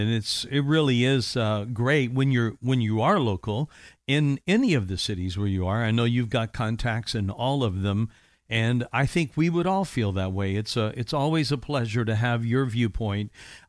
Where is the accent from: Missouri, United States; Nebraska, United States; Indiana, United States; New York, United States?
Indiana, United States; now in Orlando, United States; I'm from Indiana, the cornfields of Indiana. That's where I hailed from, and we moved down to Orlando in 1985